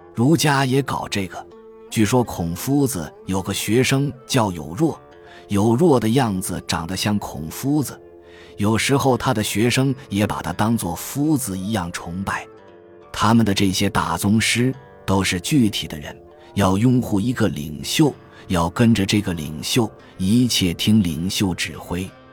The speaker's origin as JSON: {"language": "Chinese", "country": "China", "said": "我们中国人到死都脱不了这个壳壳"}